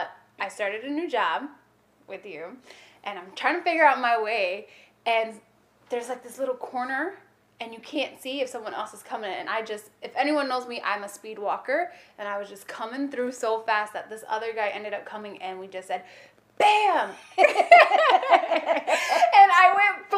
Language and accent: English; Rochester, New York, United States; I grew up in Rochester, New York, and I grew up in the hood